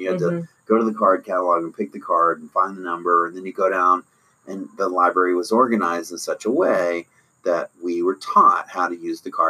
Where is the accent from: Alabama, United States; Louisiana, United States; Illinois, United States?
Alabama, United States; North Jefferson County; moved away; my hometown newspaper